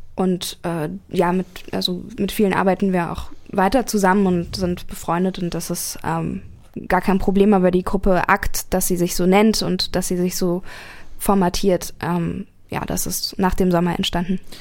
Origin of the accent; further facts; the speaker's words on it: Berlin, Germany; moved away as an adult; now in Karlsruhe, Germany; ich komme ursprünglich aus Berlin, ähm, lebe jetzt aber seit äh, fast anderthalb